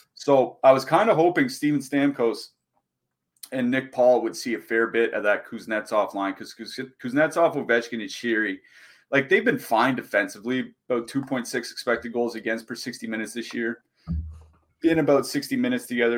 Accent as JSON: {"language": "English", "country": "Canada", "said": "as a Canadian"}